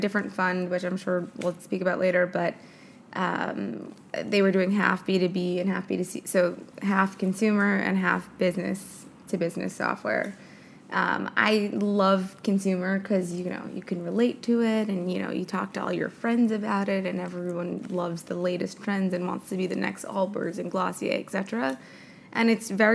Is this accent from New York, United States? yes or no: yes; New York City, New York, United States; born and raised in New York City